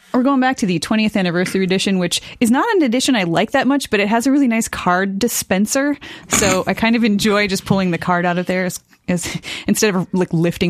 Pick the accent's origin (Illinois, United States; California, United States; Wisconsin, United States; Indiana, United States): Wisconsin, United States; On behalf of my home state